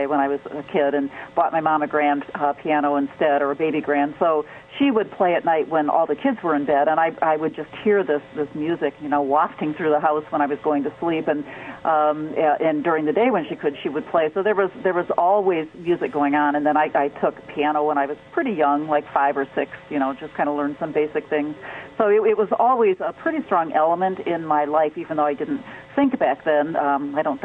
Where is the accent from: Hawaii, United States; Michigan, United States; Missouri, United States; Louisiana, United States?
Michigan, United States; also born or lived in Detroit